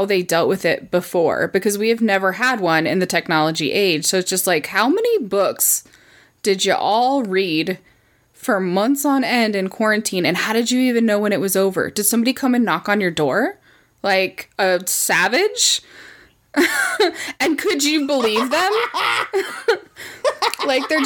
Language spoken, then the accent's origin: English; United States; I am such an American.